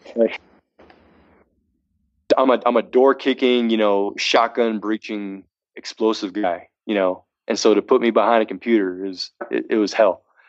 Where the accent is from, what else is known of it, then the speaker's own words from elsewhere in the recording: Massachusetts, United States; moved away as an adult; now in Reno, United States; I'm from Massachusetts. You know, then uh, I moved. I moved to uh, Reno, sight unseen, pretty much.